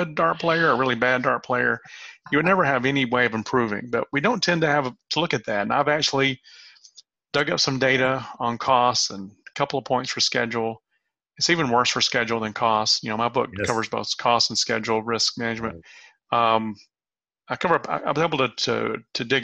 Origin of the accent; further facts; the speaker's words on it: the South, United States; I'm from the South